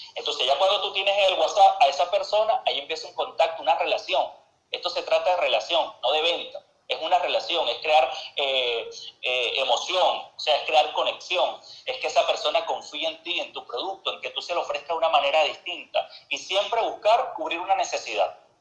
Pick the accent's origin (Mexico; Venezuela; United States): Venezuela; moved away as an adult; now in Argentina; yo vengo de Venezuela